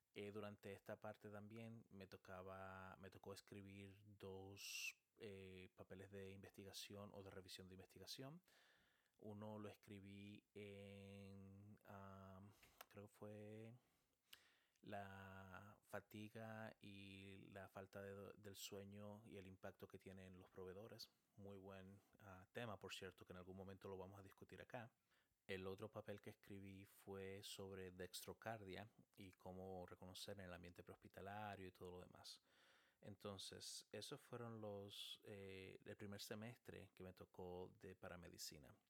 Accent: San Cristóbal, Dominican Republic; first language Spanish; moved away as an adult; also born or lived in Chile / Texas, United States; now in United States; nací en Chile y llegué a República Dominicana muy, muy, muy niño y crecí en República Dominicana, en un pueblito llamado San Cristóbal

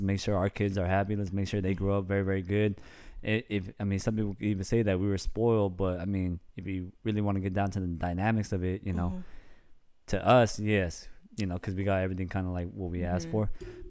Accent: Bay Area, California, United States; moved away as an adult; also born or lived in Sacramento, California / Fontana, California / Menifee, California; now in San Diego, United States; I guess technically you could say I grew up in the Bay Area.

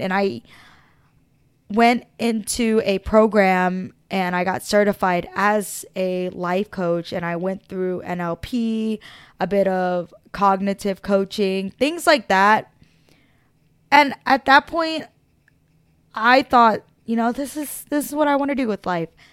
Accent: Philadelphia, Pennsylvania, United States; I was born in Philadelphia, Pennsylvania, South Philadelphia

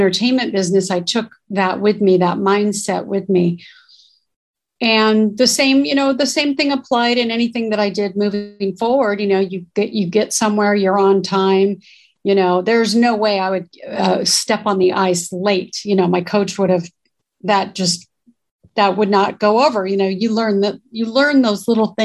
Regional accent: South Bay, Southern California, United States; also born or lived in North Hollywood; I'm born and raised in California. I'm a Southern California girl. Grew up in the South Bay area, which is Torrance, Manhattan Beach, and Hawthorne

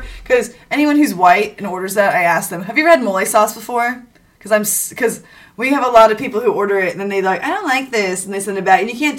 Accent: Texas, United States; now in Georgia, United States

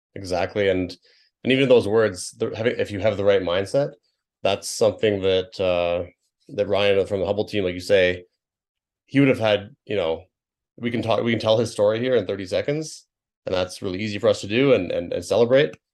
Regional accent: British Columbia, Canada; my home province where I grew up

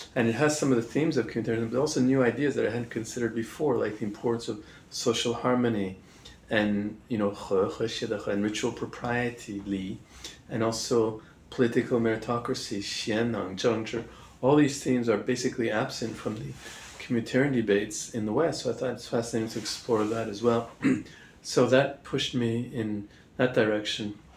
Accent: Montreal, Quebec, Canada; moved away as an adult; also born or lived in Oxford / Singapore / Hong Kong; I'm from Montreal in the French speaking part of Canada

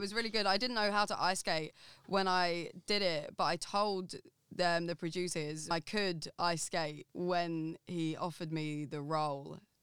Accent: Essex, East of England, United Kingdom; I'm from Essex, like, from the smallest town

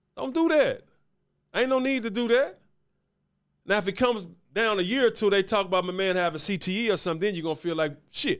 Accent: Memphis, Tennessee, United States; Born and raised in Memphis, haven't always lived here, but I'm from Memphis

